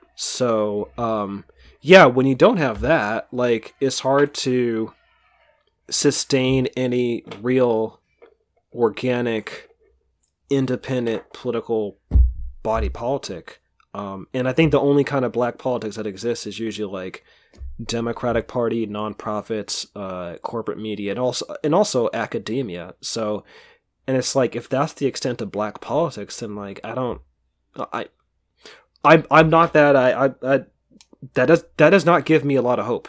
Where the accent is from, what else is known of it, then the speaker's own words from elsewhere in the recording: Bay Area, California, United States; growing up in the Bay Area, like, twenty years ago